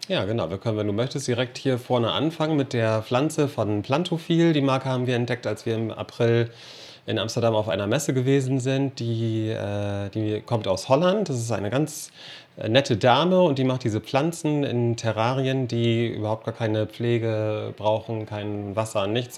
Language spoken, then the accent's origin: German; Cork, Munster, Ireland; now in Meppen, Germany; aus meiner Heimatstadt, aus Cork